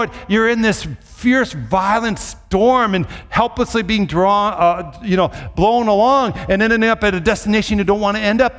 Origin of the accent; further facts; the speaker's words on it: Minnesota, United States; growing up in Minnesota